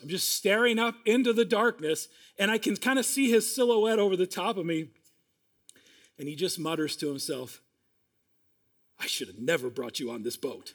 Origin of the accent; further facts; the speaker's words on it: Iowa, United States; now in Minnesota, United States; Now, I grew up in Iowa